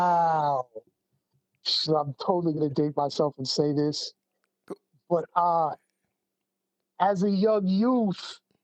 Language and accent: English; New York City, New York, United States; now in Seattle, United States; I'm a native New Yorker, man. Don't get it twisted. I am from Brooklyn.